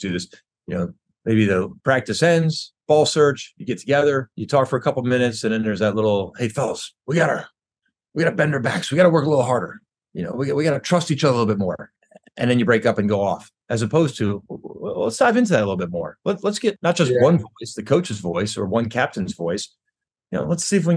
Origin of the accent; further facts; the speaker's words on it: Syracuse, New York, United States; moved away; I grew up in Syracuse